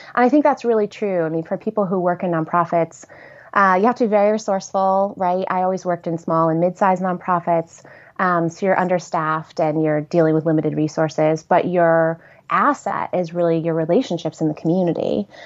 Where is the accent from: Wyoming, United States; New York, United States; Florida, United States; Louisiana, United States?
New York, United States; Horseheads; also born or lived in Ithaca, New York; I grew up in Horseheads, New York, which is a small